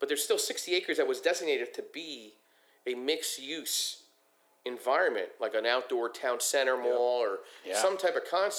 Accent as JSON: {"language": "English", "town": "Philadelphia", "region": "Pennsylvania", "country": "United States", "said": "So I'm from Philadelphia, and I go to Atlantic City up through Brigantine"}